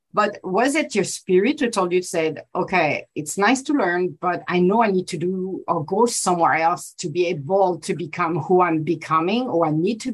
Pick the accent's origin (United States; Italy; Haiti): Italy; I'm from Europe too. I'm Italian